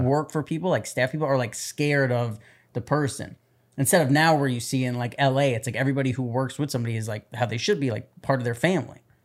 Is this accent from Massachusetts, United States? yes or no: no; New York City, New York, United States; I grew up in New York City